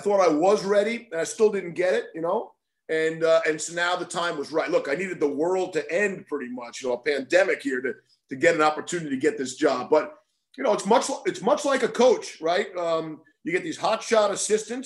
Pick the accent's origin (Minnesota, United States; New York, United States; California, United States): New York, United States; moved away as an adult; also born or lived in Boston / Connecticut; I'm born and raised in New York, but I lived in New England for a long time, right? In Boston and in Connecticut.